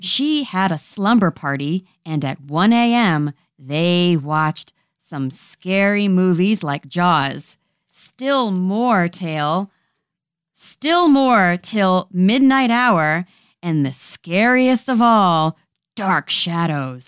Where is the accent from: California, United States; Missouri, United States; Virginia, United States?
Virginia, United States; Richmond; also born or lived in Bronx, New York / Ridgewood, New Jersey; Grew up in Richmond, Virginia, with like my New Yorker parents